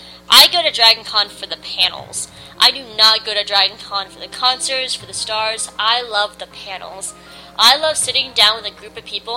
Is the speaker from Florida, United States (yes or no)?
no; Atlanta, Georgia, United States; They're a Doctor Who group here in my hometown.